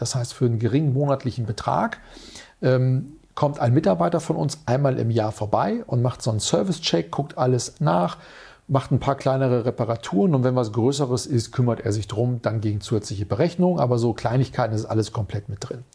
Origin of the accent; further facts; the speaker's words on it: Münster, North Rhine-Westphalia, Germany; in Münster, meiner Heimatstadt